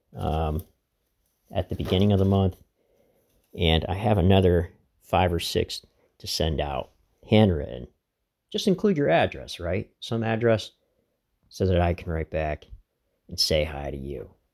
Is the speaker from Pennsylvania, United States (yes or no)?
yes; Laceyville, Pennsylvania, United States; my hometown, Lacyville